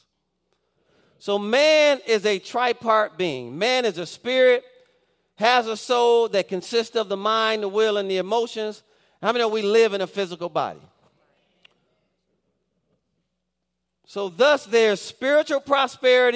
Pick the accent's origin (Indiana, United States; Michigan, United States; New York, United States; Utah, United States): Michigan, United States; Detroit; If you're from the Detroit area, we grew up on Dexter and Davis